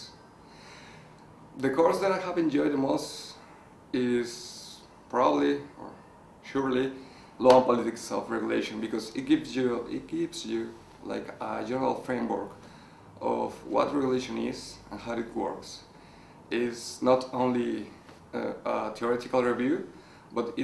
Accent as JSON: {"language": "English", "country": "Mexico", "moved": "as an adult", "said": "I come from Mexico."}